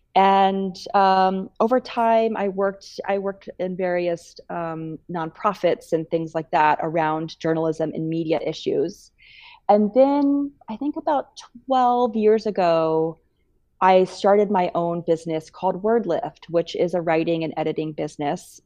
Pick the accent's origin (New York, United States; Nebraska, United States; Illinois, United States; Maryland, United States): Nebraska, United States; Bellevue; moved away as an adult; also born or lived in Missouri; I grew up in Bellevue, Nebraska